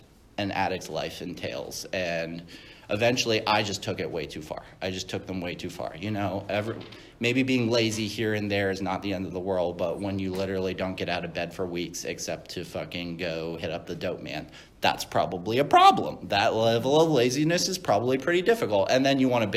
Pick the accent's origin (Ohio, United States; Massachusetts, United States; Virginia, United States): Virginia, United States; I was born in Virginia.